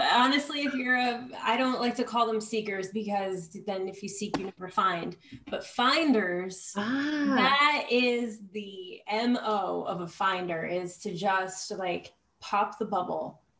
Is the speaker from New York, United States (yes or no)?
yes; Poughkeepsie, New York, United States; now in California, United States; I'm from Poughkeepsie, New York